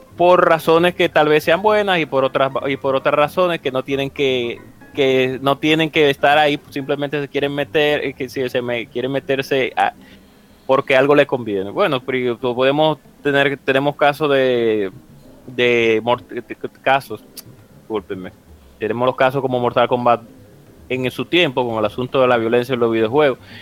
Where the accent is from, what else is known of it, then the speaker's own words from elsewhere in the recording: Dominican Republic; mi país, en República Dominicana